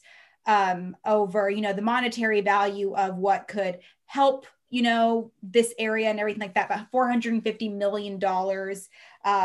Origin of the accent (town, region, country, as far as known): Reno, Nevada, United States; born or raised there